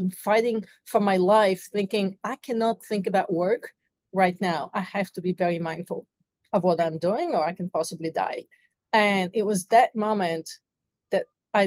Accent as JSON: {"language": "English", "country": "Bulgaria", "moved": "as an adult", "lives_now": "United States", "said": "I'm originally from Bulgaria, so I came to the United States to chase the American dream"}